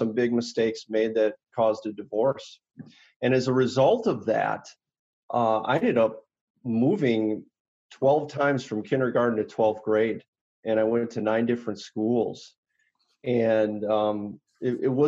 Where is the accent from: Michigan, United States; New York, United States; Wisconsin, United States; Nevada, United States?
Wisconsin, United States; Oconomowoc; I grew up in Oconomowoc